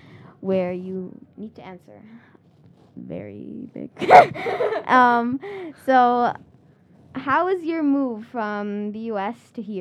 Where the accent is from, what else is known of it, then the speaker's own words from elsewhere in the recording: Tampa, Florida, United States; I'm from Florida, Tampa, Florida